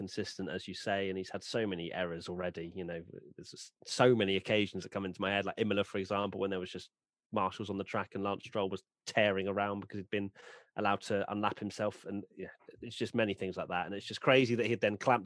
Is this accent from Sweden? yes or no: no; United Kingdom; We are British